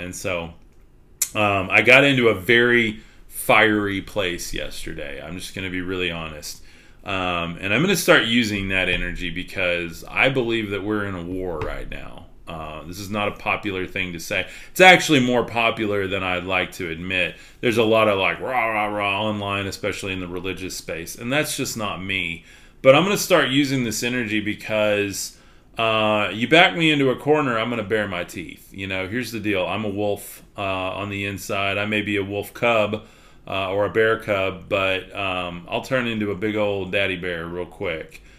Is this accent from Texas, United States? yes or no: yes; Texas, United States; accent: Texas; my accent is way too Texas